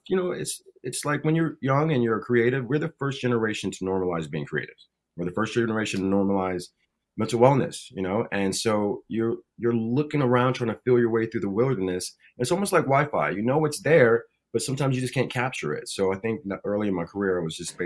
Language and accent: English; Buffalo, New York, United States; moved away as an adult; I grew up in Buffalo, New York, and it was rough, buff. It's tough up there, you know, and I moved to New York City